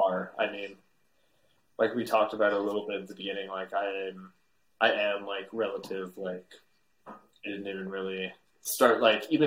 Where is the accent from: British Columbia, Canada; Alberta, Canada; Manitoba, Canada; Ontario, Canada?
Alberta, Canada; Calgary; moved away as an adult; also born or lived in Vancouver; now in Montreal, Canada; Calgary, my hometown, when I was in high school